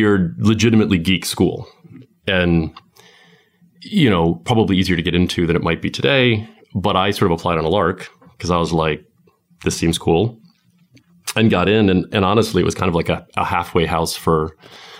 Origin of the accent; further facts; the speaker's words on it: Falls Church, Virginia, United States; also born or lived in London; I was born in Falls Church, just outside of D.C. Aside from a few years in London in my 20s, I've basically lived in the D.C. area my whole life